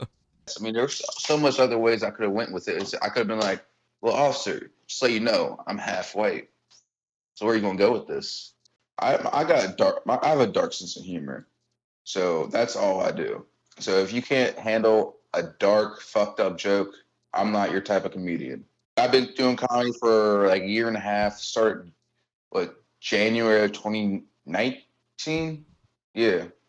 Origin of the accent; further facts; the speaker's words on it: Cincinnati, Ohio, United States; I grew up in Delhi, born and raised